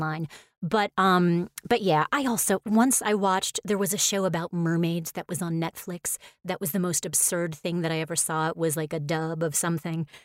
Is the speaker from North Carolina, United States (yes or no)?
no; New York, United States; since I'm from New York